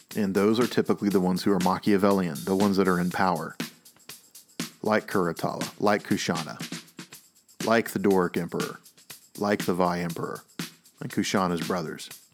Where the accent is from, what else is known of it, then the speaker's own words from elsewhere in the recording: the South, United States; I am from the South, and I grew up with a lot of people who were just convinced that the reason why things were so bad in the South